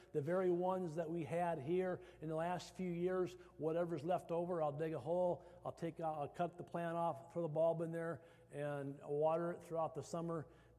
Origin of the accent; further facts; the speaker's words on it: Iowa, United States; I came from Iowa, I love hostas